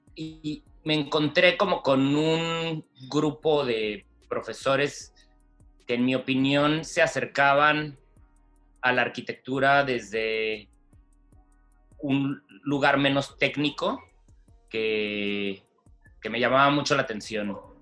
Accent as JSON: {"language": "Spanish", "town": "Mexicali", "region": "Baja California", "country": "Mexico", "tie": "born or raised there", "also_born_or_lived": "Guadalajara", "moved": "as an adult", "said": "soy de Mexicali, em, donde prácticamente crecí y estudié hasta el bachillerato"}